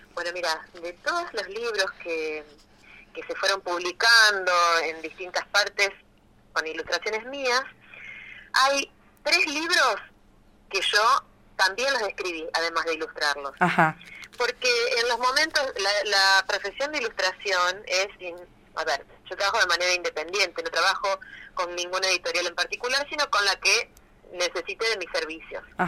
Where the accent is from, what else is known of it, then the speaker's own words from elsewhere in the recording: Rosario, Santa Fe, Argentina; yo soy de Rosario